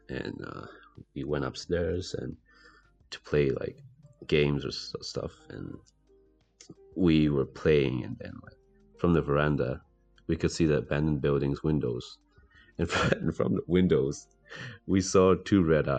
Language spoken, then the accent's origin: English; England, United Kingdom; moved away; I was raised in England